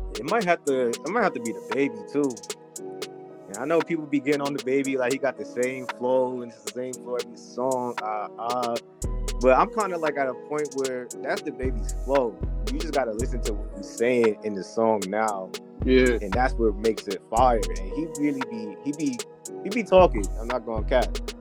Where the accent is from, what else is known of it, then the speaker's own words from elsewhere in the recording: New York, United States; I'm from New York. I'm a New York dude